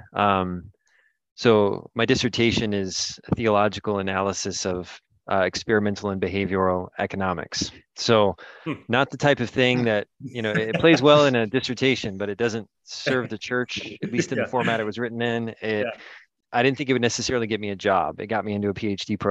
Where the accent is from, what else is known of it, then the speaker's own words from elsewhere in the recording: North Carolina, United States; So I'm originally from North Carolina, where I'm recording from right now.